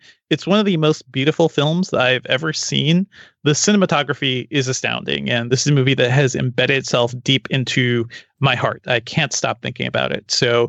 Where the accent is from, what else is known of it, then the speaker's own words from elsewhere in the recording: New England, United States; I grew up in New England.